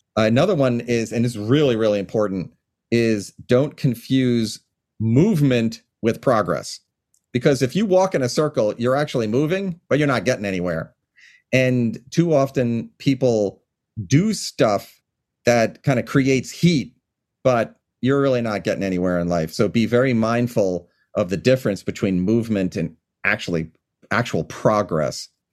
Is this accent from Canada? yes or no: no; Long Island, New York, United States; now in Washington, United States; from where I grew up on Long Island in New York